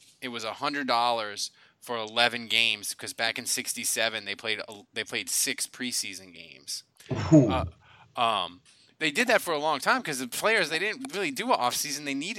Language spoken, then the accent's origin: English; Chalmette, Louisiana, United States; it was always like, I'm from Chelmette and blah, you know.